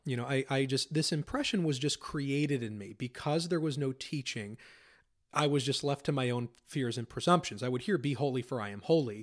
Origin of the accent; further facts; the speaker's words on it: Pennsylvania, United States; I grew up in Pennsylvania, lived there my whole life